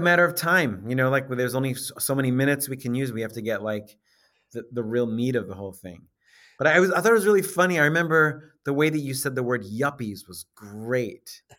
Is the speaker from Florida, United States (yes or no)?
no; New York, United States; and then growing up in Long Island, New York.